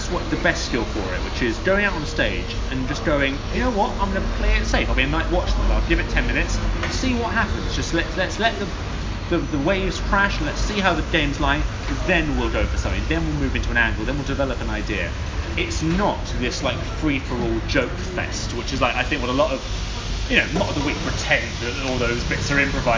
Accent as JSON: {"language": "English", "region": "London", "country": "United Kingdom", "said": "I'm from London"}